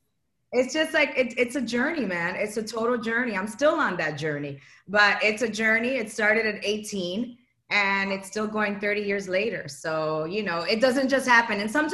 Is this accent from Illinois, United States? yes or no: yes; Chicago, Illinois, United States; moved away; I'm from Chicago.